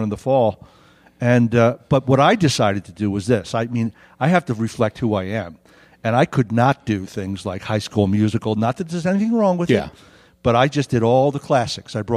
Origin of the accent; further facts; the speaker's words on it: New York, Philadelphia, East Coast, United States; moved away as an adult; now in Prescott, United States; I'm from the East Coast. I'm from New York, Philadelphia.